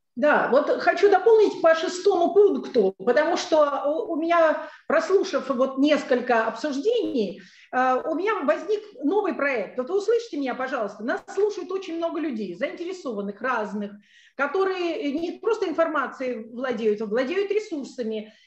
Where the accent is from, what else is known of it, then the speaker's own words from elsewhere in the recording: Moscow, Russia; moved away as an adult; now in Sevastopol; я москвичка, но в данный момент я, а, так сказать, нахожусь в Севастополе